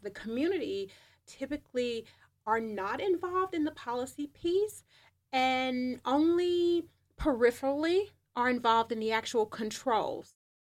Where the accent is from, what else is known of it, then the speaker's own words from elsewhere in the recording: United States; being American